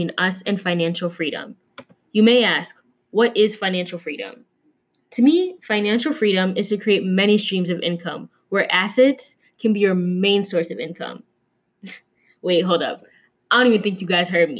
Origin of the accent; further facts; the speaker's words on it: Minnesota, United States; My ethnicity is Kenyan, but I was born and raised here in Minnesota